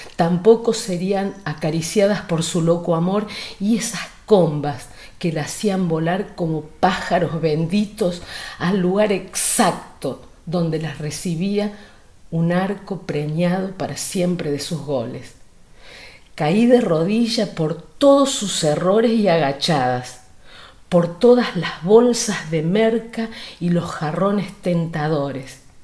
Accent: Argentina; como buena argentina

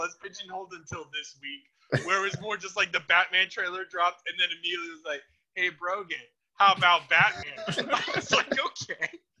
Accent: the South, United States; I'm from the South

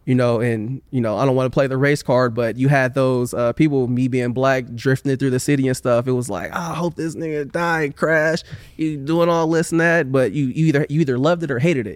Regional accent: Oakland, California, United States; moved away as an adult; now in Sacramento, United States; I grew up in West Oakland

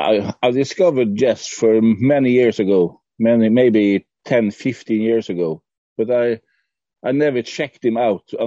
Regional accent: Norway; I'm from Norway.

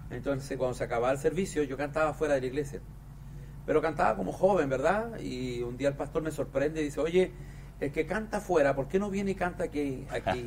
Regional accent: southern Chile, Chile; en los barrios donde yo nací, donde me crié en Chile. Yo nací en una región muy al sur de Chile

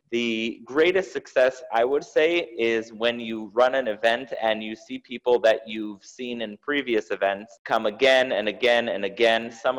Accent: Jerusalem, Jerusalem District, Israel; now in United States; So it doesn't really get much earlier than the day of my birth, which was in Jerusalem. I was born in Israel, and really having that connection to Israel, growing up in Israel, and then coming here

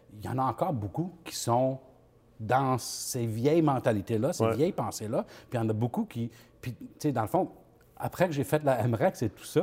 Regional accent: New Brunswick, Canada; je viens du, nouveau, du Nouveau-Brunswick.

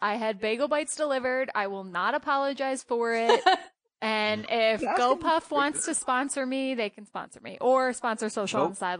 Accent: Philadelphia, Pennsylvania, United States; also born or lived in Boston; born and raised in Philadelphia, that's just sort of in my blood.

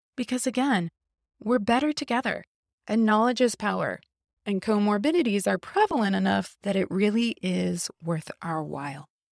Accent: Midwest, United States; moved away as an adult; also born or lived in West Coast; I grew up in the Midwest

